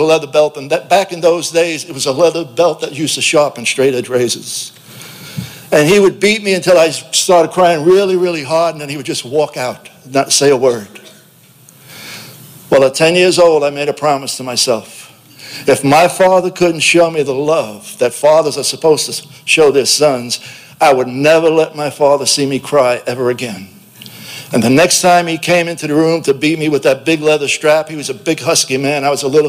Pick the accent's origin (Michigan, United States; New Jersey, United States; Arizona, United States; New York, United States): New York, United States; New York City; If you recognize my southern accent, I'm from South Brooklyn